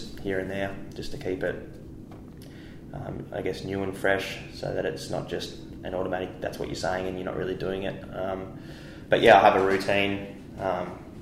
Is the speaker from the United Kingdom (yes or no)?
no; Tasmania, Australia; now in Perth, Australia; growing up in Tassie